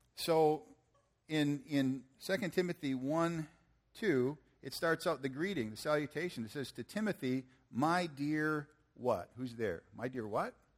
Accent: Michigan, United States; I'm from Michigan

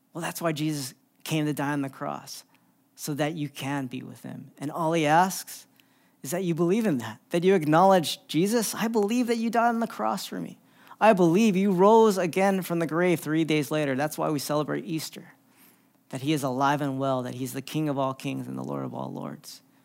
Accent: Philippines; I'm Filipino

